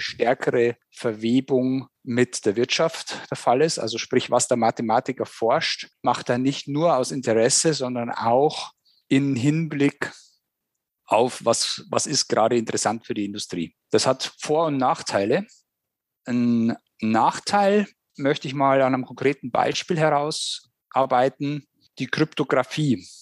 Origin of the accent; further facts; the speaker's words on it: Germany; wir gerade als Deutsche